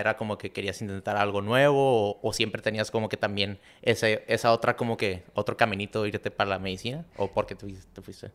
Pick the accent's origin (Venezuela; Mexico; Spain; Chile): Mexico; Tijuana, Baja California; moved away as an adult; Nos regresamos a, a donde crecimos otra vez en Tijuana.